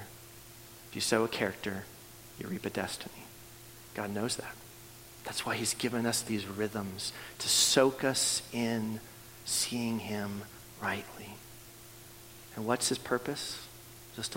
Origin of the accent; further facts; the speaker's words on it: Canada; moved away; I'm from Canada, and so I grew up playing hockey